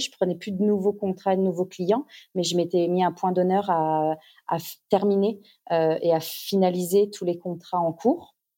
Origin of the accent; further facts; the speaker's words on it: Auxerre, Bourgogne-Franche-Comté, France; moved away as an adult; now in Australia; chez nous, à Auxerre, en Bourgogne.